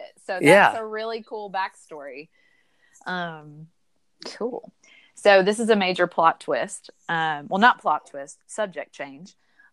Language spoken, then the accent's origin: English; Northeast Tennessee, United States; also born or lived in Knoxville; I grew up in Northeast Tennessee